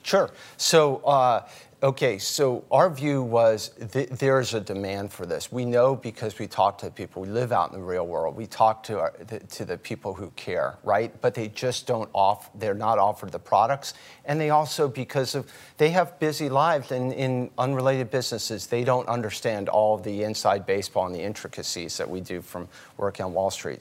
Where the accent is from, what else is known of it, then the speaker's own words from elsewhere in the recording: outside Baltimore, Maryland, United States; we grew up outside Baltimore